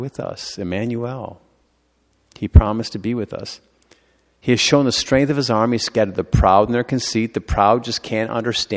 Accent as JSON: {"language": "English", "country": "United States", "said": "I'm an American"}